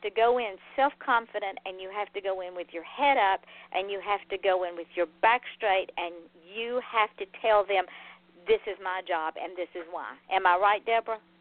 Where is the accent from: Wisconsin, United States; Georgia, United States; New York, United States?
Georgia, United States; Atlanta; now in Florida, United States; I grew up driving in Atlanta traffic as a child